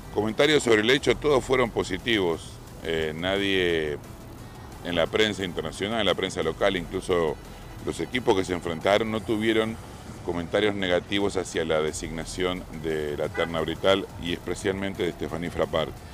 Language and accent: Spanish; Argentina